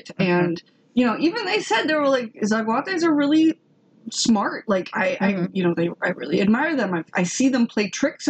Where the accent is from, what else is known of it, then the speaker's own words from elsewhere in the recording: Indiana, United States; moved away; I'm from Indiana.